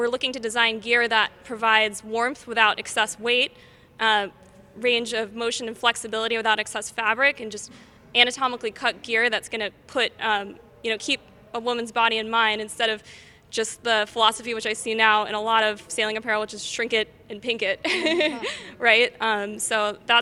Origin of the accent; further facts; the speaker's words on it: Larchmont, New York, United States; moved away as an adult; now in San Francisco, United States; I'm from New York, and I grew up sailing through junior sailing programs out of Larchmont, New York